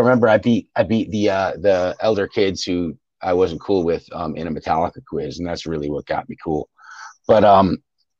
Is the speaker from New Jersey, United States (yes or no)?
yes; Westwood, New Jersey, United States; moved away as an adult; now in Tennessee, United States; I grew up in Westwood, New Jersey.